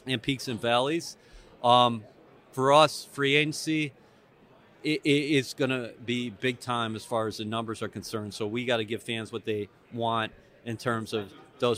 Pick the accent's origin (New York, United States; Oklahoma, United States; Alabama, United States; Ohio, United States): New York, United States; Buffalo; I grew up in Buffalo. That's a one newspaper town, the Buffalo News.